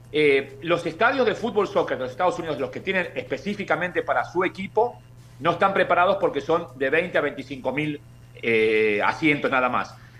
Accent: Buenos Aires, Argentina; now in Miami, United States; yo soy, yo soy de, como la mayoría de los millones de argentinos que somos de la capital

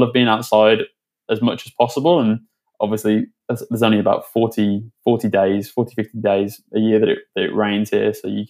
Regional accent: Birmingham, West Midlands, United Kingdom; also born or lived in London / Sydney, Australia; now in Madrid, Spain; I'm from Birmingham originally, but my family came down to London.

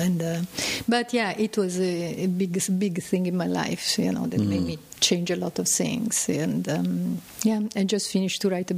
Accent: Milan, Lombardy, Italy; From Milan.

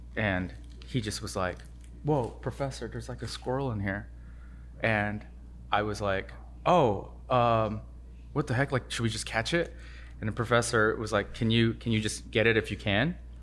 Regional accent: Los Angeles, California, United States; born in Los Angeles. Uh, been here my whole life, from elementary school all the way to U C L

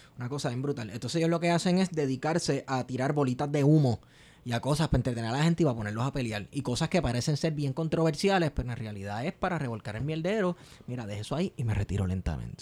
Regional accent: Puerto Rico

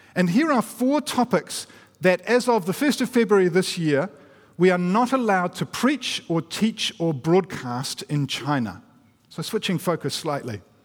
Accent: New Zealand; I'm a Kiwi

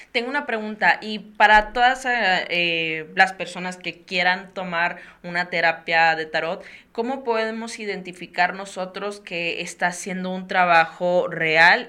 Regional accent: Tampico, Tamaulipas, Mexico; moved away; viajé a mi, a mi ciudad natal, que es Tampico, Tamaulipas

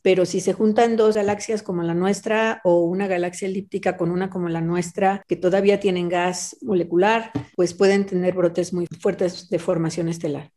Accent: Mexico City, Mexico; moved away; yo nací y viví en la Ciudad de México, pues yo creo que como tres décadas

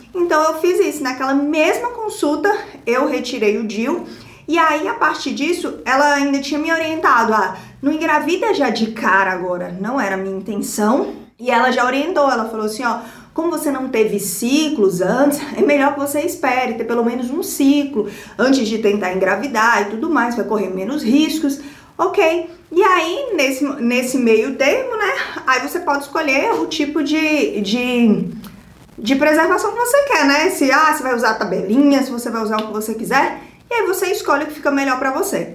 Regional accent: Montes Claros, Minas Gerais, Brazil; moved away as an adult; da minha cidade natal, que é Montes Claros, a minha cidade natal

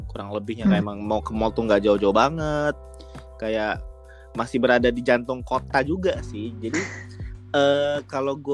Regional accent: Palembang, South Sumatra, Indonesia; born there; karena gue dibilang numpang lahir doang di Palembang

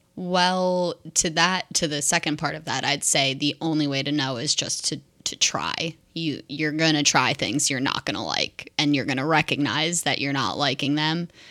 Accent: New Jersey, United States; moved away as an adult; now in Seattle, United States; my home is my home back in New Jersey

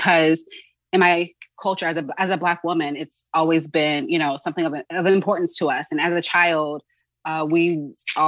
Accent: Charleston, South Carolina, United States; moved away as an adult; also born or lived in Dallas, Texas; now in Los Angeles, United States; I'm from South Carolina. I'm from Charleston

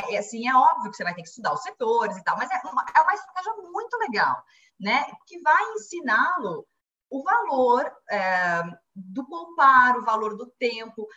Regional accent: Brazil; como brasileiros

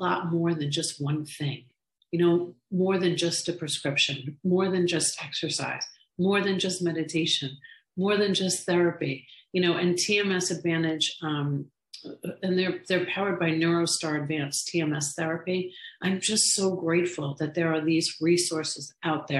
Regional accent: New York, United States; now in Florida, United States; I was raised in New York with immigrant Irish parents

